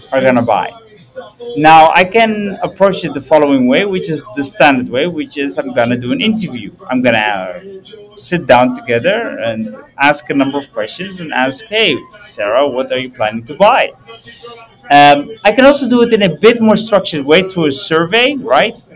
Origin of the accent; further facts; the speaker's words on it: Purmerend, North Holland, Netherlands; Because growing up in Purmerend, it has its positives and negatives.